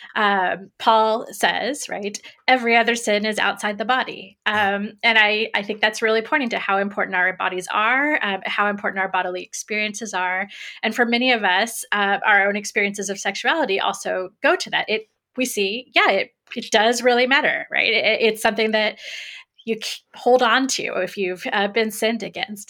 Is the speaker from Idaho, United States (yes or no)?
no; Greenfield, Indiana, United States; moved away as an adult; also born or lived in North Carolina; now in Illinois, United States; I grew up in Greenfield, Indiana.